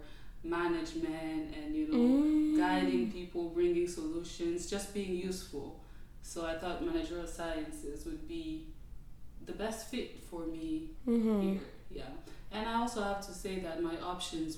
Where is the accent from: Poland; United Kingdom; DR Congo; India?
DR Congo; moved away as an adult; now in Atlanta, United States; I'm Congolese. I'm from the Democratic Republic of Congo, born and raised. I moved to the U.S. in 2014 to pursue higher education